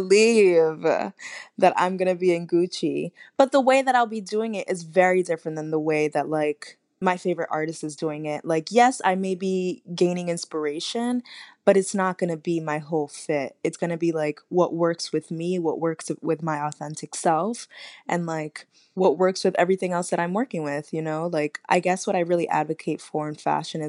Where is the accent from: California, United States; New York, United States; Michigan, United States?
New York, United States; New York City; I'm from Uptown, Inwood